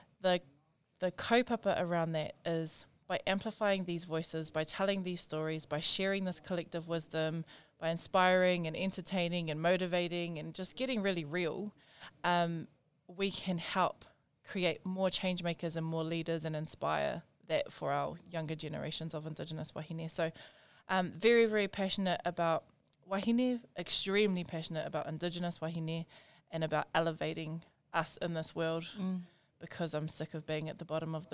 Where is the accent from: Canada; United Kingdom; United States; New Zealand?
New Zealand; Auckland; Born and raised in South Auckland